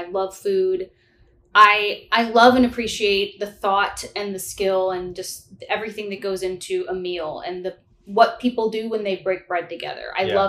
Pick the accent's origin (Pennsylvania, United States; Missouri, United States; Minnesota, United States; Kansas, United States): Missouri, United States; St. Louis; moved away as an adult; now in New York, United States; So I was born and raised in St. Louis, Missouri. That's why I'm so hospitable.